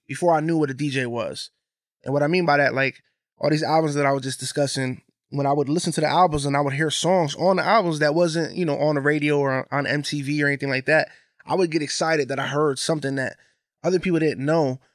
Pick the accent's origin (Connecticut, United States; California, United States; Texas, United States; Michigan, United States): Connecticut, United States; Bridgeport; Growing up in Bridgeport